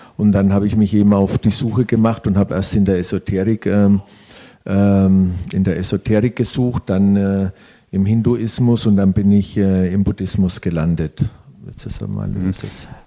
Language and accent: German; Italy; ich als Italiener, äh, wir wachsen schon mit Gott und Jesus auf